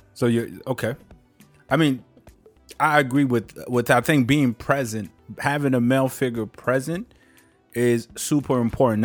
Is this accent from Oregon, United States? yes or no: no; Maryland, United States; I grew up in Maryland